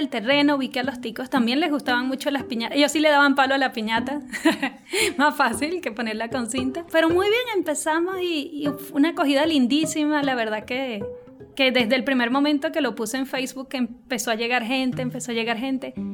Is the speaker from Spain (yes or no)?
no; Venezuela; moved away as an adult; also born or lived in Colombia; Ok, bueno … Yo salí hace como cinco años de Venezuela. En principio salimos fue a Colombia.